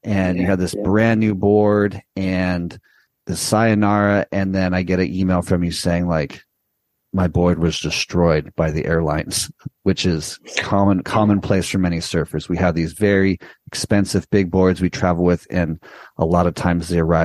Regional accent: Southern California, United States; born or raised there; moved away

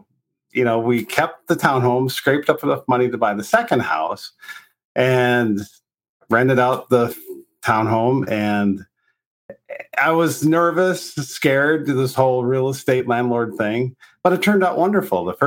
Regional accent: North Dakota, United States; moved away as an adult; also born or lived in Longmont, Colorado; now in Colorado, United States; I grew up in North Dakota

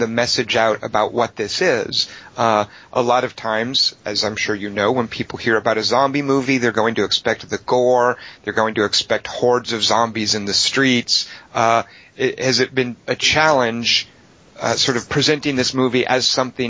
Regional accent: United States; as an American

